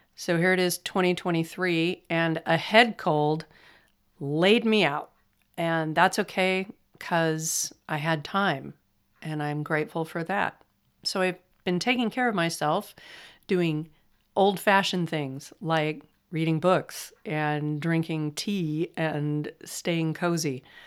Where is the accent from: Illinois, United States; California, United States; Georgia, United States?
California, United States; accent: flat; I'm from California and we have flat accents